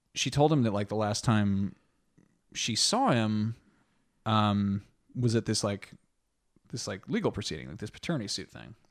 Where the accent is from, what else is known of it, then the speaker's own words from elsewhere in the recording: France; I was born in France